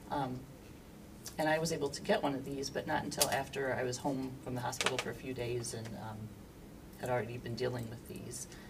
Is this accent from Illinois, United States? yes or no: yes; Aurora, Illinois, United States; I am a lifelong resident of Aurora